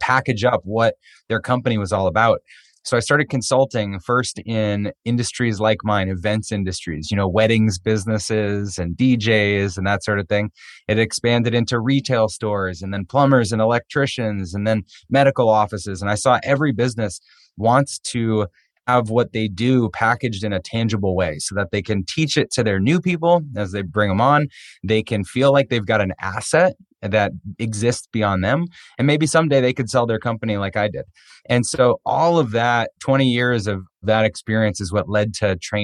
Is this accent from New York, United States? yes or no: no; outside of Boston, Massachusetts, United States; I grew up on the East Coast outside of Boston